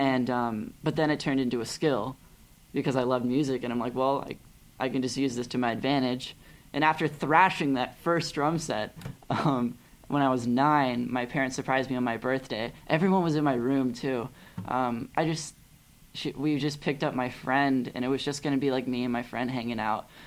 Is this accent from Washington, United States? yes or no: no; Pasadena, California, United States; also born or lived in Glendale, California / Claremont, California; I was raised in Pasadena